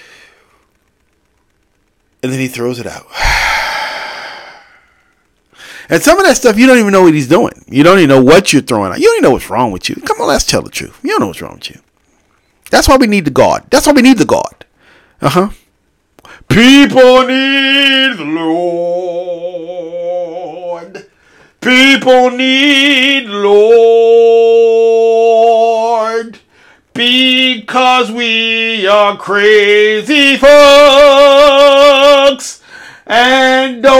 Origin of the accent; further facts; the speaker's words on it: United States; I'm an American